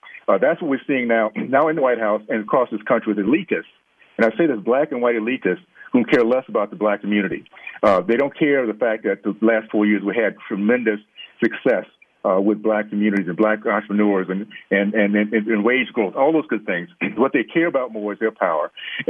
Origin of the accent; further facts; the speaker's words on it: Deep South, United States; Growing up in the Deep South